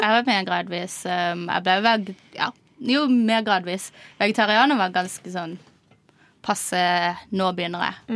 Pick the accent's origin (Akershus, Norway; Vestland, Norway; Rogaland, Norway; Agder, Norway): Agder, Norway; Kristiansand; moved away as an adult; now in Oslo, Norway; jeg er også fra Kristiansand